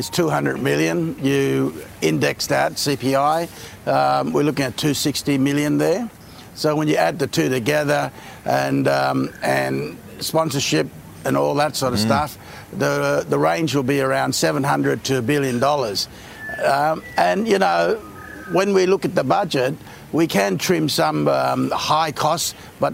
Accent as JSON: {"language": "English", "country": "Australia", "said": "As Aussie"}